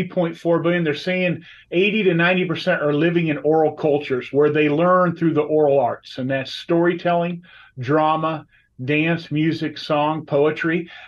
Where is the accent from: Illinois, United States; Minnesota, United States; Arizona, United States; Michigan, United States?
Arizona, United States; Scottsdale; born there; there's a lot of native Arizonans. I was born in Scottsdale.